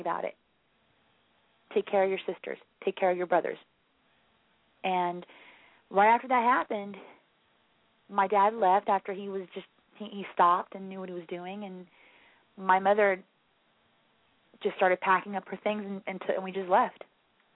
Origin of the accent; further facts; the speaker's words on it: England, United Kingdom; moved away as an adult; also born or lived in Florida; now in Gainesville, United States; originally I am from England, but I've been in America for off and on for 15 years, so now I'm in Florida.